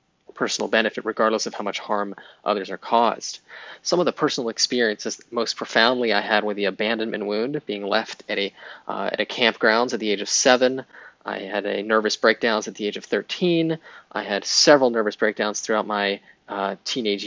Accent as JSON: {"language": "English", "town": "Pittsburgh", "region": "Pennsylvania", "country": "United States", "tie": "born or raised there", "said": "I grew up in Pittsburgh, Pennsylvania"}